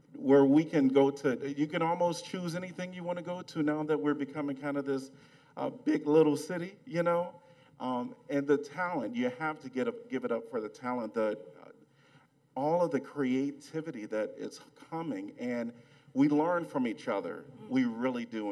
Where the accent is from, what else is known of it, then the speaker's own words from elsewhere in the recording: Chicago, Illinois, United States; now in Iowa City, United States; I'm from Chicago